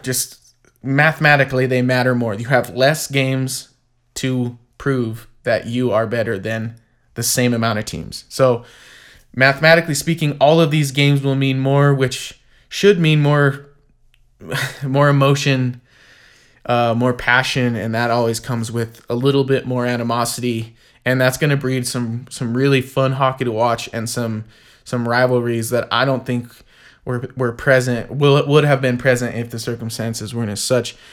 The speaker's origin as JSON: {"language": "English", "country": "United States", "said": "as an American hockey fan"}